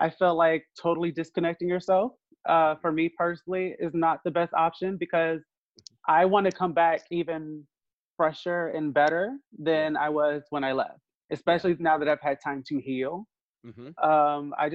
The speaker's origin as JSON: {"language": "English", "town": "Washington", "region": "District of Columbia", "country": "United States", "moved": "yes", "lives_now": "Georgia, United States", "said": "Originally, I'm from Washington, D.C."}